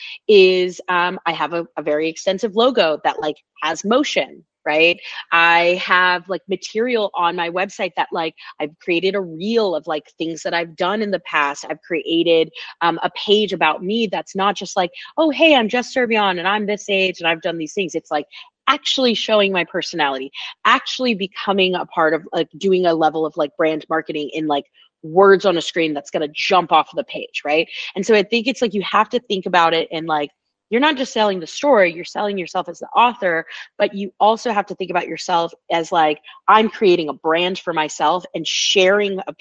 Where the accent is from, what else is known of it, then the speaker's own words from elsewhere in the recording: Oakland, California, United States; moved away; I'm from Oakland, California originally